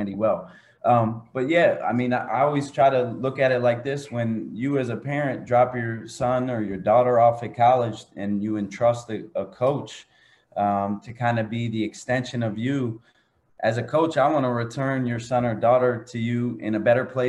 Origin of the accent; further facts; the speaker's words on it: Philadelphia, Pennsylvania, United States; moved away as an adult; now in West Coast, United States; I grew up on the East Coast. I grew up in Philly